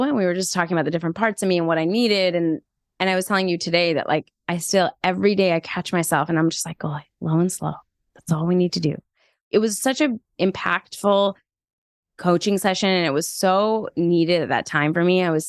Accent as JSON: {"language": "English", "country": "Iran", "tie": "born there", "said": "I'm Iranian American and I was born in Iran."}